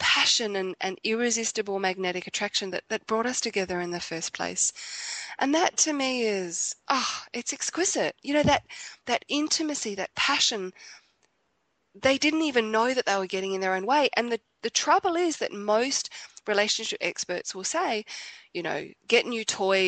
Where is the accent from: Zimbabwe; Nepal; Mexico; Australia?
Australia; I'm from Australia